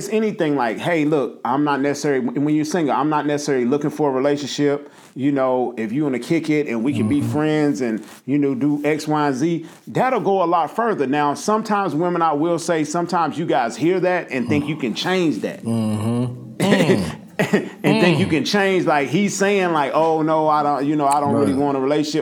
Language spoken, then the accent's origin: English; Nashville, Tennessee, United States; from Nashville